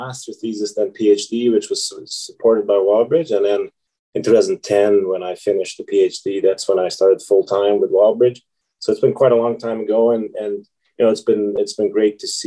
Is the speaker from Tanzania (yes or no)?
no; Hungary; moved away as an adult; also born or lived in Sudbury, Canada; now in Canada; I'm originally from Hungary